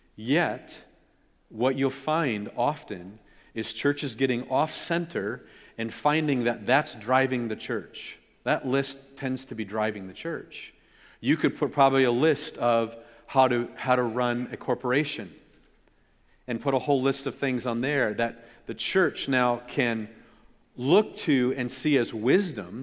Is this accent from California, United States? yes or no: yes; California, United States; my brother and I, growing up in California